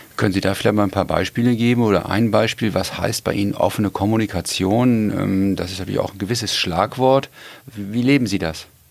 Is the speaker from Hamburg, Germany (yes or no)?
yes; Hamburg, Germany; als Hamburger